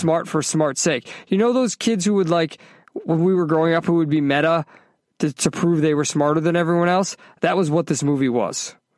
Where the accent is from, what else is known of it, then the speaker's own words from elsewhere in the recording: Northeast, United States; now in Orlando, United States; I grew up in the Northeast.